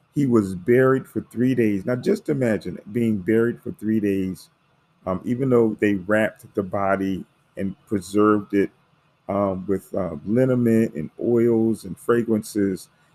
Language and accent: English; United States; I'm African American